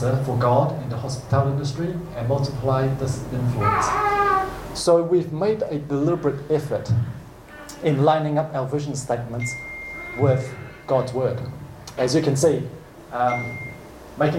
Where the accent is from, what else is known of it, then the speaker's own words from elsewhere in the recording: New Zealand; I was born in New Zealand